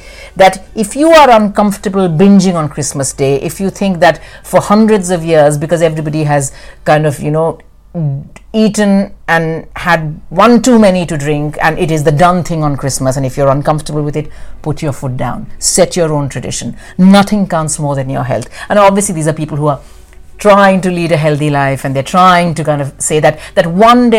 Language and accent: English; India; moved away; in India, growing up in India